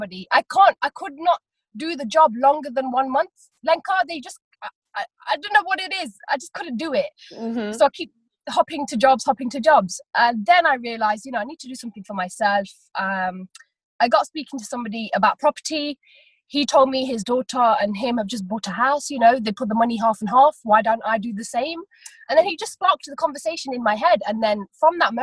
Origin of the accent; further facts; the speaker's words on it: Leicester, East Midlands, United Kingdom; I am from Leicester